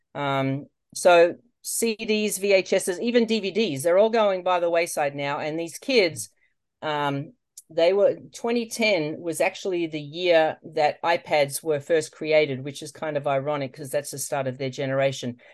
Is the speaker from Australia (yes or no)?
yes; Australia; moved away as an adult; now in United States; You probably can't tell from my voice, um, that I'm from Australia, but I am.